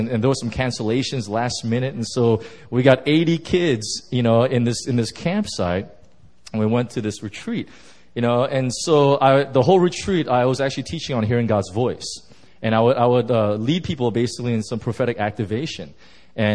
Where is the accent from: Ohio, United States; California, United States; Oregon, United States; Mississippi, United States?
California, United States; I'm from Southern California, and I drove in my truck right from Southern Cal, and I drove all the way up to Yosemite.